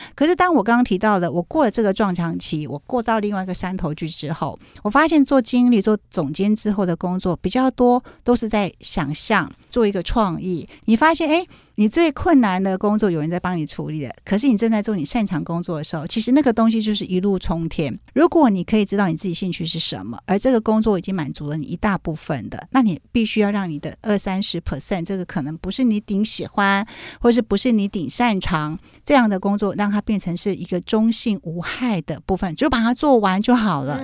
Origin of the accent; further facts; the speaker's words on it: Kaohsiung, Taiwan; moved away as an adult; now in Taipei, Taiwan; 高雄人，土生土长高雄人。我是到大学的时候才北漂上来念书